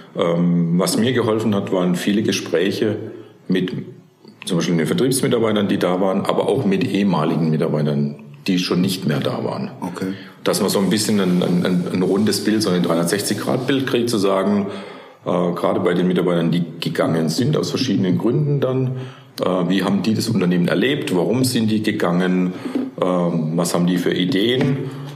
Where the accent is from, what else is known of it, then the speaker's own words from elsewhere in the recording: near Karlsruhe, Baden-Württemberg, Germany; moved away as an adult; also born or lived in Stuttgart region; ich bin klassisch in Baden aufgewachsen, ja. in der Nähe von Karlsruhe